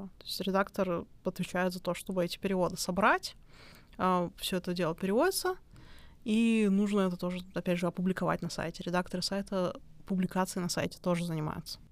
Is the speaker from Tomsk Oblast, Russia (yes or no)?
no; Ufa, Bashkortostan, Russia; moved away as an adult; also born or lived in Germany; я вообще сама из Уфы, из Башкортостана